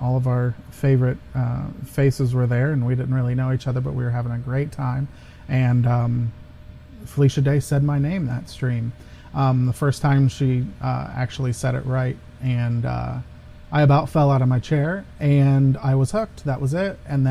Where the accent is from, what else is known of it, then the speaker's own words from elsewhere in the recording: Ohio, United States; I am an American, and I live in Ohio